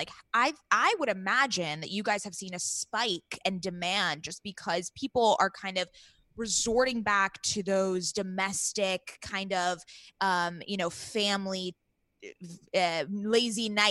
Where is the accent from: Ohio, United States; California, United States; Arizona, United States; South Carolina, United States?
California, United States; Southern; we're big California girls because we were born and raised in Southern California and we live here